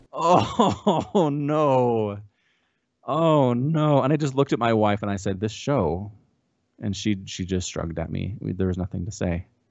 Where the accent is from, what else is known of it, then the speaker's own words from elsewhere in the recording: United States; as an American